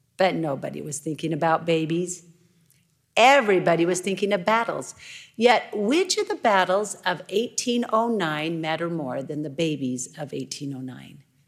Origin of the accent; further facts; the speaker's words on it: Idaho, United States; I'm from Idaho